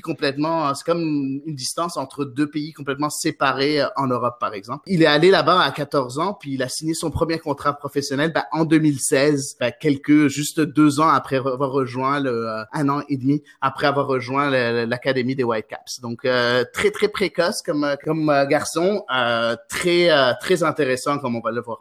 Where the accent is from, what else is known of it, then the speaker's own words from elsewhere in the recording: Quebec, Canada; accent: gros accent québécois; moved away; also born or lived in Lebanon; je suis installé au Québec depuis maintenant 18 euh, ans, mais je suis, je suis, je suis né au Liban en fait. Mais euh, ça fait quand même 18, bientôt 19 ans que je suis